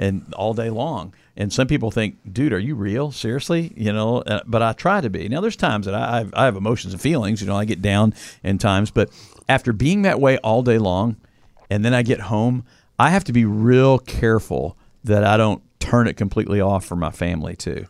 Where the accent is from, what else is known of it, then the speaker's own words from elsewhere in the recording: Louisville, Kentucky, United States; I grew up in Louisville, Kentucky